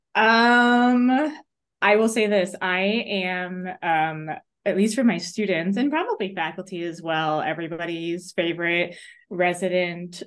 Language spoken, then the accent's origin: English; New York, United States; now in Missouri, United States; I grew up in New York